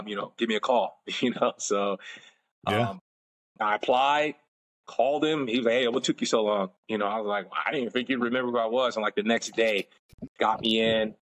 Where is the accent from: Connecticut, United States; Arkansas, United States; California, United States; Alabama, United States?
California, United States; Inglewood; moved away as an adult; now in Orlando, United States; I'm originally from Inglewood, California.